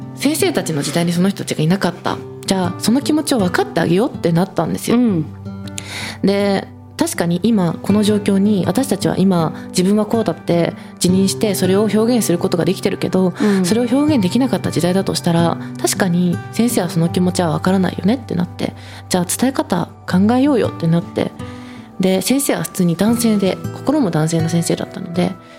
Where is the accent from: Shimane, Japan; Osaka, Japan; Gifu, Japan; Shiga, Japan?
Shimane, Japan; Oki Islands; 私島根県の沖ノ島諸島っていうちっちゃい島出身なんです